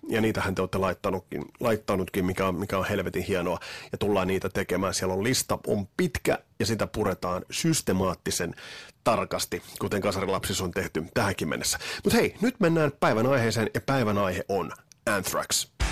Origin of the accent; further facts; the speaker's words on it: Kotka, Kymenlaakso, Finland; Meillä Kymissä nimittäin ei ollut tuota Sky Channelia